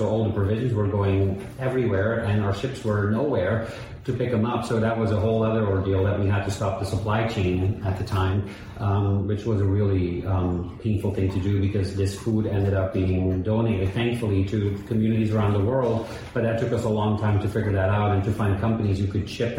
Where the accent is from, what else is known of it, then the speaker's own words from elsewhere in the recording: Miami, Florida, United States; Even during the pandemic, we're from Miami. We know what was going on.